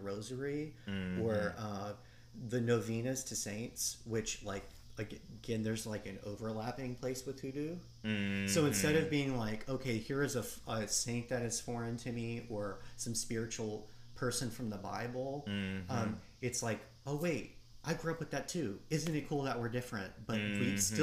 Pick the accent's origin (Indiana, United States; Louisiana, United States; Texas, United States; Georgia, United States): Louisiana, United States; Cajun; also born or lived in Mississippi; as a Cajun raised in that kind of tradition